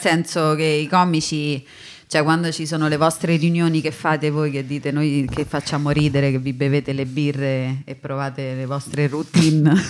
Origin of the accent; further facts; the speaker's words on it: Rome, Lazio, Italy; accent: Roman; sono romana